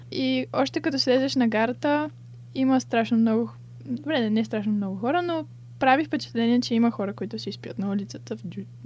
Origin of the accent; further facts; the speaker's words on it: Bulgaria; moved away as an adult; also born or lived in Sofia, Bulgaria; now in Brighton, United Kingdom; че съм българка.